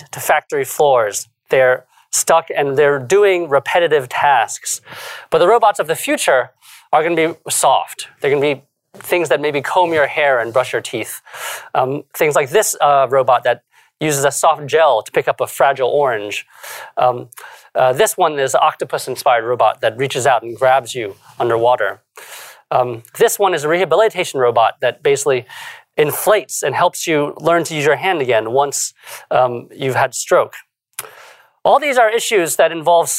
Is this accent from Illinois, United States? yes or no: yes; Chicago, Illinois, United States; I grew up in Chicago.